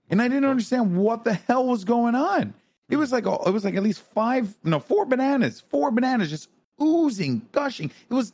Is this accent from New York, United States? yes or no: yes; Bronx, New York, United States; I'm from the Bronx.